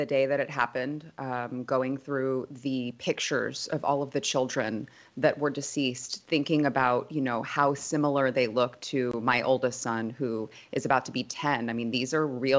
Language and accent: English; Texas, United States; as a mother, as a Texan